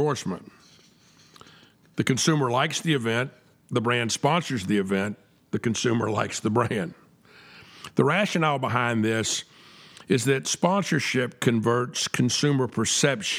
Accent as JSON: {"language": "English", "region": "the South", "country": "United States", "said": "I'm a Southerner, and we say Southerners are a little bit different than other people"}